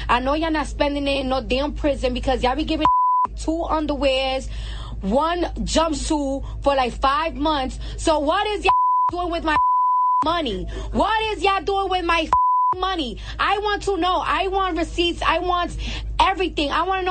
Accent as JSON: {"language": "English", "region": "New York", "country": "United States", "said": "I'm from New York and the streets is always dirty."}